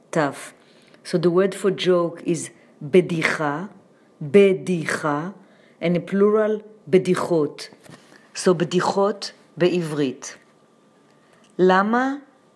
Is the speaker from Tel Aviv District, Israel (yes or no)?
no; Jerusalem, Jerusalem District, Israel; born or raised there; moved away as an adult; now in New York City, United States